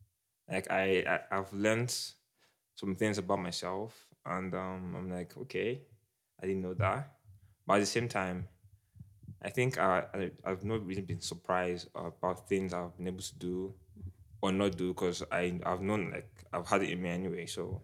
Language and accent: English; Abia, Nigeria; I'm from Abia State now. The best state in Nigeria.